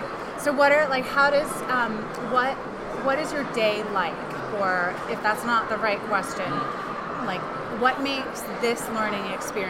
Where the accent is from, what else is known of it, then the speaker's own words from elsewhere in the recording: New York City, New York, United States; now in Maine, United States; I'm from New York.